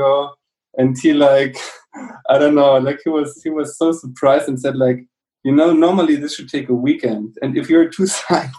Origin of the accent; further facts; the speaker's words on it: Southern Germany, Germany; also born or lived in Munich / Sweden; I come from South Germany